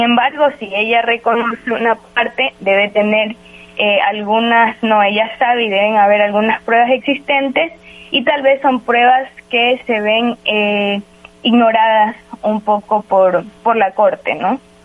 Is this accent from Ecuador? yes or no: yes; Ecuador; como ecuatorianos